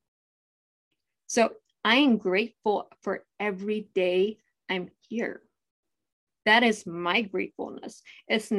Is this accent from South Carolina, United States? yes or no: no; Ohio, United States; I'm originally from Ohio